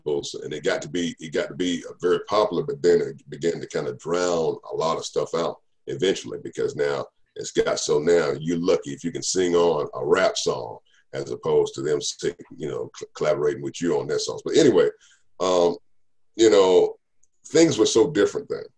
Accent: Raleigh, North Carolina, United States; I grew up in the Raleigh-Durham market

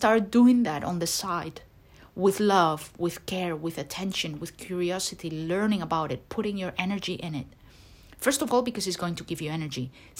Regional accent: Turkey; English is a second language; I have been doing this, but I come from Turkey and I feel tremendous pressure from my family, etc., etc.

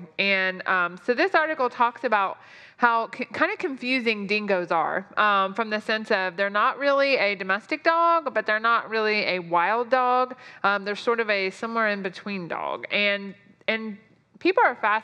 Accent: United States; us Americans

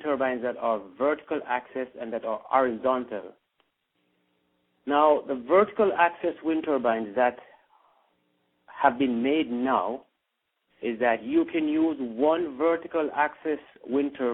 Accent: Ocho Rios, Saint Ann, Jamaica; now in United States; I was born in St. Anne, Ocherius, Jamaica.

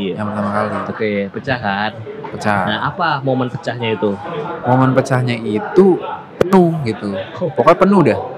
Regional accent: Jakarta, Indonesia; Gue gede di Jakarta. Jakarta. Yoi.

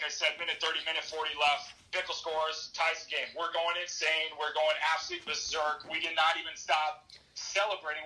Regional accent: St. Louis, Missouri, United States; moved away; also born or lived in Chicago; I was lucky enough to play in my hometown

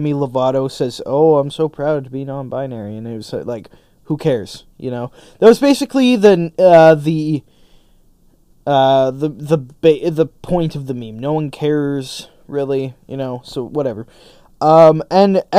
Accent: Canada; my general rights and freedoms as a Canadian citizen

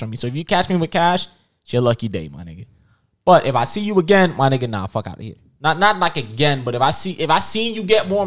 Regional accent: New York City, New York, United States; I'm from Far Rock

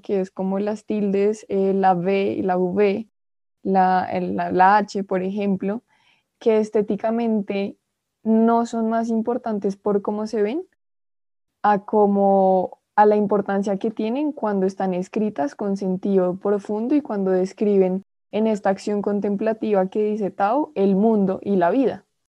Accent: Colombia; yo soy colombiana

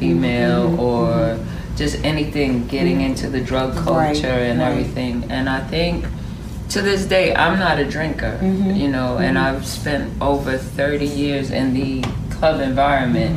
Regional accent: New York City, New York, United States; also born or lived in Atlanta; I am born and raised from the Boogie Down Bronx

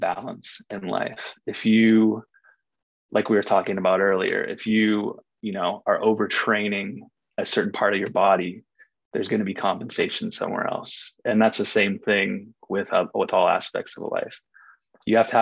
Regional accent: Ojai, California, United States; moved away as an adult; also born or lived in San Francisco; I grew up, I was born and raised in Ojai, California

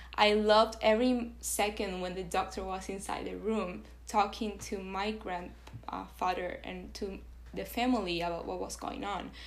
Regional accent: Venezuela; English is a second language; moved away as an adult; now in United States; I was born in Venezuela and I was raised in Venezuela. So I lived in Venezuela for 18 years of my life. I moved to the US very recently, three years ago

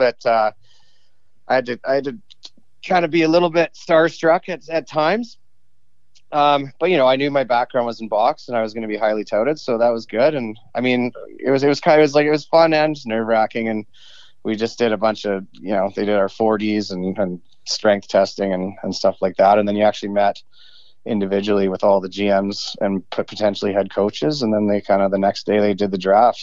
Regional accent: Canada

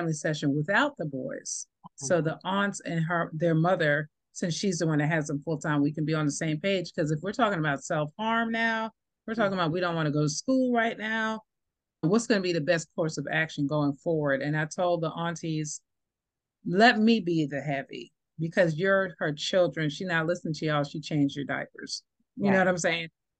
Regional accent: New York, United States; moved away; I grew up in New York in the 80s, and we did have crack come through there

